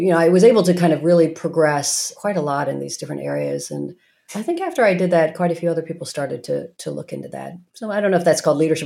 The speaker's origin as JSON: {"language": "English", "town": "Norman", "region": "Oklahoma", "country": "United States", "tie": "born or raised there", "also_born_or_lived": "Morristown, New Jersey", "moved": "yes", "said": "I grew up in Norman, Oklahoma"}